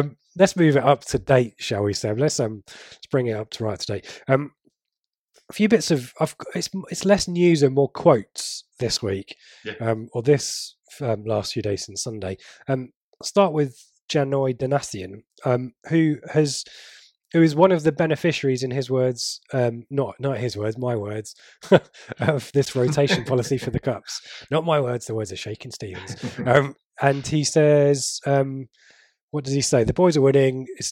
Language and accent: English; England, United Kingdom; I'm English